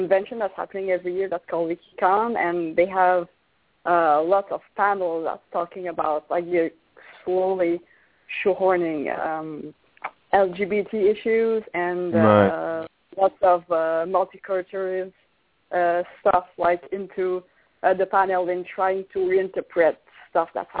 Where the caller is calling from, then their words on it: Quebec, Canada; I'm calling from Quebec